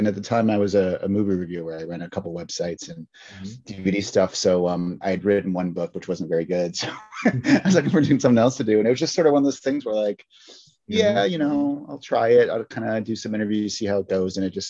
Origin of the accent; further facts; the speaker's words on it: Chicago, Illinois, United States; and I'm from Chicago.